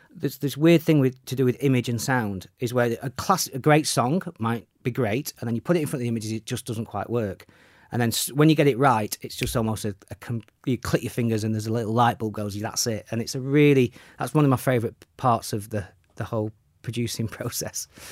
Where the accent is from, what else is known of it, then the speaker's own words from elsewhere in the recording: Sheffield, Yorkshire and the Humber, United Kingdom; in Sheffield, yeah, my hometown